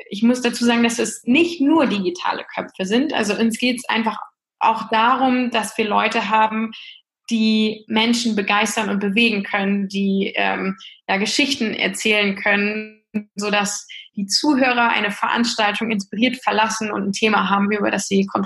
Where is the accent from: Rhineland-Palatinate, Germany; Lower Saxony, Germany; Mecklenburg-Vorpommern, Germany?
Lower Saxony, Germany; ich bin 37 Jahre alt, äh, komme äh, aus dem hohen Norden, ich bin Ostfriesin